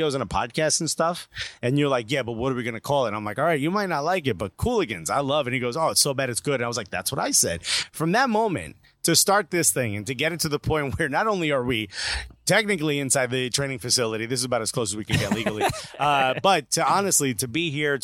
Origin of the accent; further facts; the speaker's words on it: Newark, New Jersey, United States; I grew up in Newark